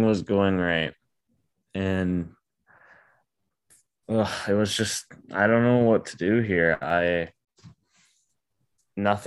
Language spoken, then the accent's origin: English; Ontario, Canada; moved away; I'm back home in my hometown for the weekend or for the week for reading week